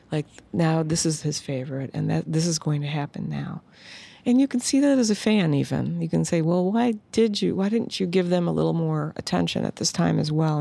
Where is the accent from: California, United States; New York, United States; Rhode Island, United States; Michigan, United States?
Michigan, United States; Detroit; growing up in Detroit